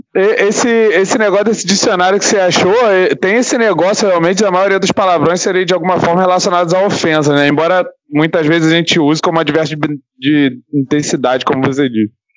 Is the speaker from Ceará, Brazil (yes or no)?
no; Rio de Janeiro, Brazil